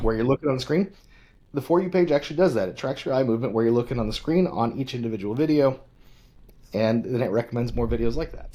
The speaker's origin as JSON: {"language": "English", "region": "western Nebraska", "country": "United States", "tie": "born or raised there", "said": "I grew up in, uh, big small town living in western Nebraska"}